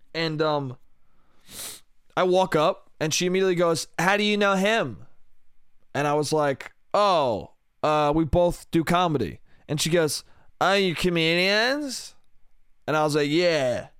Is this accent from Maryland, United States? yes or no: no; New York, United States; New York, New York State.